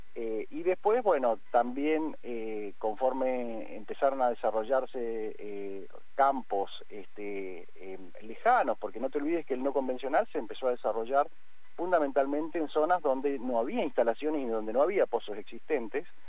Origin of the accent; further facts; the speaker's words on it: Argentina; nacimos acá, eh, dos en Chipoletti, dos en, en Vista Alegre, y este, nos, asociamos después de un tiempo, pero nosotros nacimos, estudiamos, crecimos